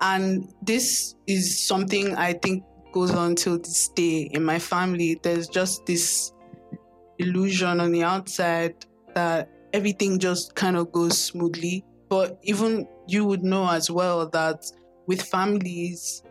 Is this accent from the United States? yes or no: no; Lagos, Nigeria; I grew up in Lagos, Nigeria, born and bred in Lagos